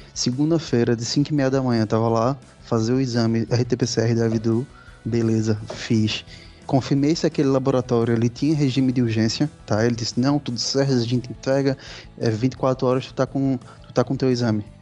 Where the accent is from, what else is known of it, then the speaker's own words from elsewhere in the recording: Recife, Pernambuco, Brazil; moved away as an adult; now in Portugal; Eu sou de Recife, Pernambuco